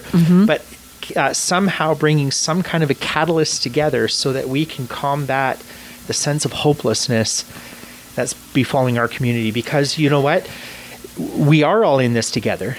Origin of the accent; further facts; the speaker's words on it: Canada; I was born in Canada. My family immigrated to Canada from Scotland